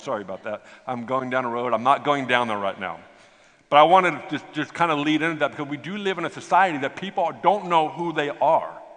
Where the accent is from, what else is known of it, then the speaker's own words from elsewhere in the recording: United States; I'm from America